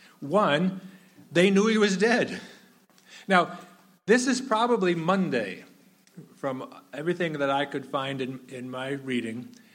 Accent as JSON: {"language": "English", "region": "New Hampshire", "country": "United States", "tie": "born or raised there", "also_born_or_lived": "Rhode Island / Maine / Massachusetts / Minnesota", "said": "Now, I grew up in New Hampshire, but Sharon and I have lived in New Hampshire, Rhode Island, Maine, Massachusetts, Minnesota, South Carolina, Vermont, and Missouri. Going to school and stuff. But New England is home."}